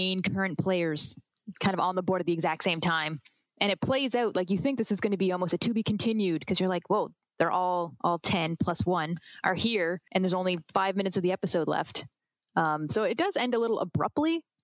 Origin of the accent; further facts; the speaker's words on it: Canada; I'm Canadian